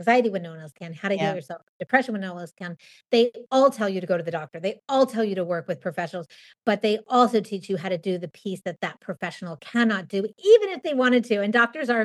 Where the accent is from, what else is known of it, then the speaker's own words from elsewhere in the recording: Southern California, United States; moved away as an adult; also born or lived in Los Angeles; now in New York City, United States; I grew up in Southern California